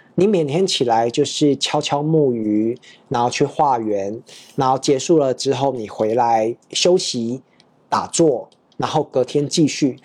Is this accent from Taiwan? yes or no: yes; Taipei, Taiwan; moved away as an adult; also born or lived in Prague, Czech Republic / China / Thailand; 我小时候是在这个台北 长大，然后学建筑，然后之后，工作了，到这个未研五十五所